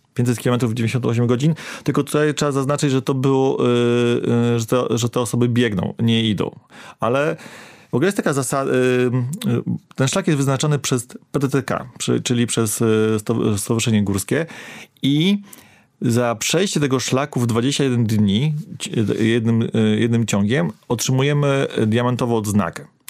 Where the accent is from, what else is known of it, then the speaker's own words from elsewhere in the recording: Warmian-Masurian Voivodeship, Poland; Ja pochodzę z Warmii